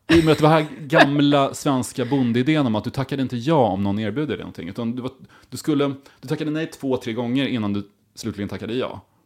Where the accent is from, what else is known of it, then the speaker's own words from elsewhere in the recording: Karlskoga, Örebro County, Sweden; hemma i Karlskoga